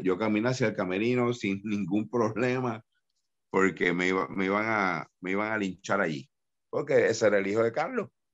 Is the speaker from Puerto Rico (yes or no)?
yes; Dorado, Puerto Rico; Rey, González y yo somos de Dorado